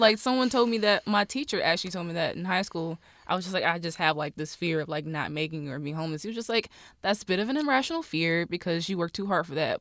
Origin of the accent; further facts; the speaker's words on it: Rocky Mount, North Carolina, United States; I'm from Rocky Mount, North Carolina, born and raised.